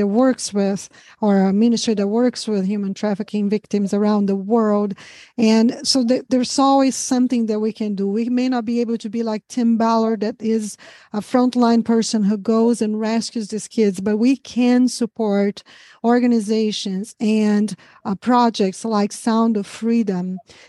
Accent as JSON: {"language": "English", "country": "Brazil", "second_language": "English", "moved": "yes", "said": "almost 25 years that I live here, ever had anybody guessed that I was a Brazilian. So, I can't hear my accent, of course"}